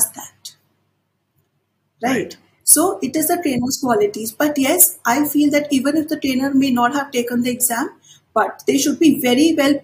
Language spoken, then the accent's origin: English; India; as Indian students